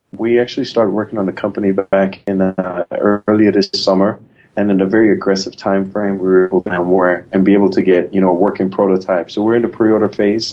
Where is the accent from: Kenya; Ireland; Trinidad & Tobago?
Trinidad & Tobago; moved away as an adult; now in United States; I'm originally from Trinidad and Tobago. I, I, came to the U.S. on a folk basketball scholarship to play basketball at Benedictine College